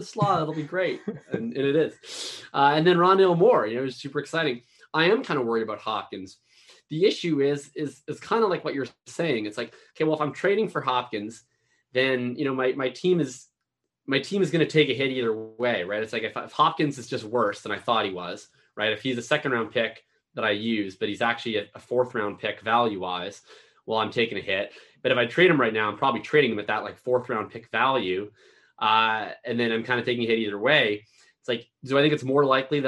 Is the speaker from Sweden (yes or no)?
no; Canada; I'm from Canada